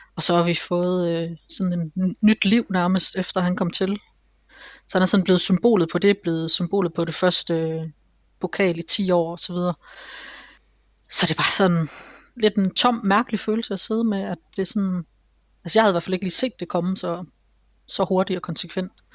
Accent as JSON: {"language": "Danish", "town": "Aarhus", "region": "Central Denmark Region", "country": "Denmark", "tie": "born or raised there", "said": "Nej, nej, jeg er helt indfødt Aarhusianer"}